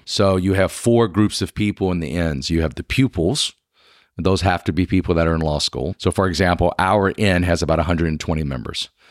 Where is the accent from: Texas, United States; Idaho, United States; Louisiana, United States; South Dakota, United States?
Louisiana, United States; South; moved away as an adult; now in Lexington, United States; I'm originally from South Louisiana